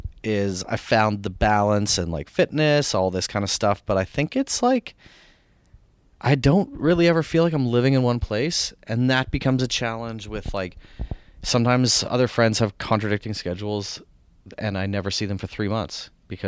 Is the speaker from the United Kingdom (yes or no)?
no; Canada; Well, this is not my country. I'm Canadian, but like in this country and Canada too.